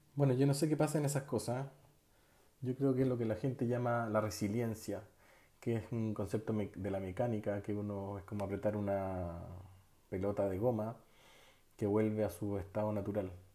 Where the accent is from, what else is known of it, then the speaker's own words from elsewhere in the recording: Chile; moved away as an adult; also born or lived in Barcelona, Spain; Tuve mi primer y único hijo fuera de Chile, en España. Y sobre todo, cuando llegué de España, llegué con otra mentalidad llegué con otros conocimientos, llegué con otras habilidades que me abrieron el campo laboral en Chile.